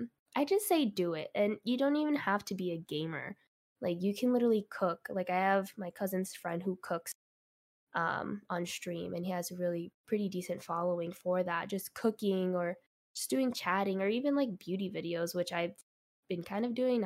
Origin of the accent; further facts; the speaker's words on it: New York, United States; born there; I was born in New York, so of course I went to New York a lot.